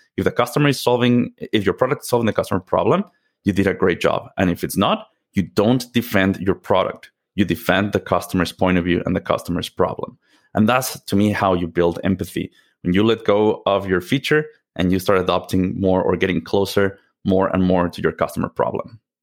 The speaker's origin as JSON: {"language": "English", "region": "Mexico City", "country": "Mexico", "moved": "yes", "said": "I'm originally from Mexico. Mexico City is home for me"}